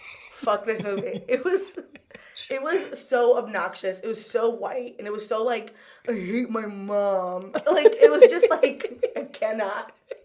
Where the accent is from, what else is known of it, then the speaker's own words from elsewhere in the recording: Kissimmee, Florida, United States; first language Spanish; English is a second language; moved away as an adult; also born or lived in Miami, Florida / St. Cloud, Florida; now in New York City, United States; I lived in Miami when I was very young, but then most of my life I spent in Kissimmee, Florida, which is like next to Orlando.